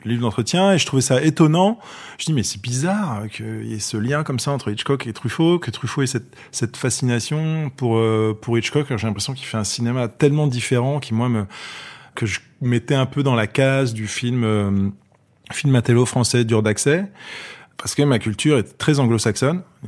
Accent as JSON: {"language": "French", "town": "Paris", "region": "Île-de-France", "country": "France", "tie": "born or raised there", "said": "J'ai grandi dans une bonne partie de mon enfance dans le 16e arrondissement de Paris. Et après, dans le, dans le 15e arrondissement"}